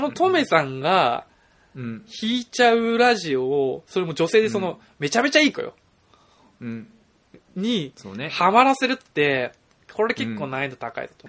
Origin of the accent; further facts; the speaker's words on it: Shizuoka, Japan; 僕も静岡出身